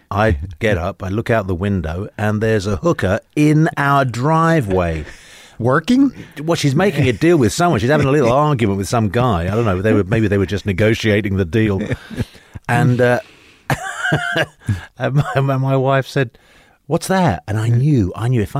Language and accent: English; London, United Kingdom; moved away as an adult; now in United States; in London. I was. I uh, my my just quick. My background is basically my parents were. My father was Spanish. My mother was Italian.